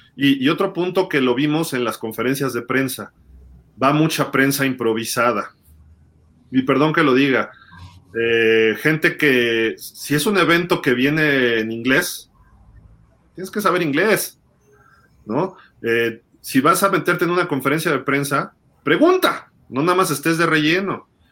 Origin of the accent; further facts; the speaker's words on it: Mexico City, Mexico; yo te lo digo como chilango